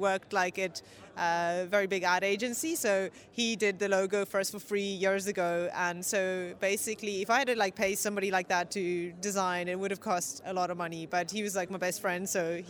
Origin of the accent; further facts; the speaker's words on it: South Africa; moved away; also born or lived in Dublin; I'm South African.